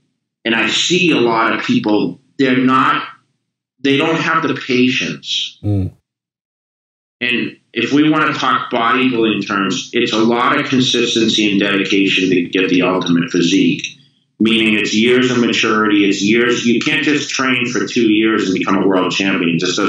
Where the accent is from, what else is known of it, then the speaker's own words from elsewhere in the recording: Massachusetts, United States; now in California, United States; You know, I came from Massachusetts to California the same exact way.